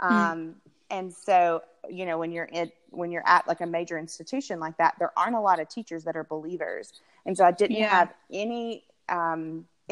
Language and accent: English; Tuscaloosa, Alabama, United States; moved away as an adult; now in Atlanta, United States; I'm originally from Alabama, so you can hear it probably in the voice, but, it was in Tuscaloosa, Alabama